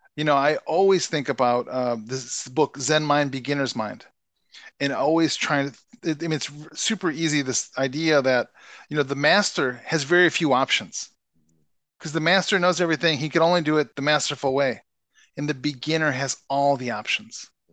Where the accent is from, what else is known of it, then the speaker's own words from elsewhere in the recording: Chicago, Illinois, United States; now in Minnesota, United States; I grew up in Chicago